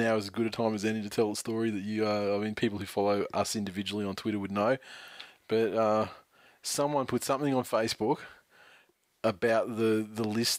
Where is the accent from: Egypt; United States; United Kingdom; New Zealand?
New Zealand; It's funny, a couple of people have made comments, blah, blah, blah, but I'm from New Zealand.